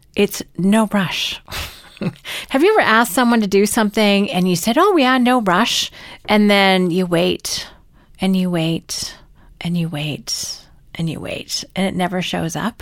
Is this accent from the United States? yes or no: no; Canada